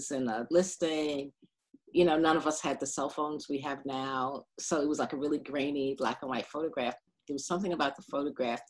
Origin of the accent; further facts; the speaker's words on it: New York City, New York, United States; moved away as an adult; also born or lived in Bed-Stuy, Brooklyn / Boston / Harlem; now in Philadelphia, United States; I grew up in Brownsville